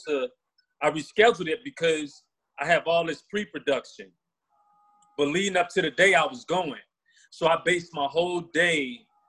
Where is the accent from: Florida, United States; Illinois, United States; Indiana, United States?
Illinois, United States; Chicago; I grew up on 49th and State Street in Chicago